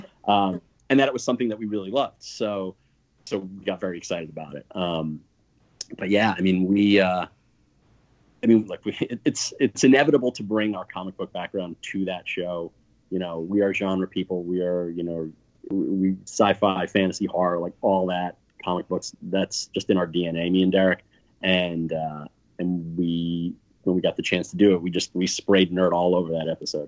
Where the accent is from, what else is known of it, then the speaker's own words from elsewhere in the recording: East Coast, United States; we're from the East Coast